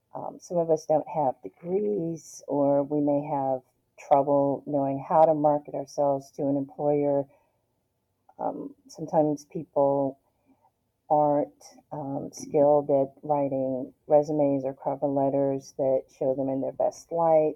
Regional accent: Detroit, Michigan, United States; moved away as an adult; now in Northern Virginia, United States; growing up in Detroit, I, I was poor

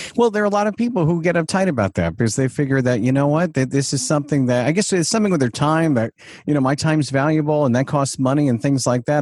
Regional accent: Huntington, New York, United States; Huntington, Long Island

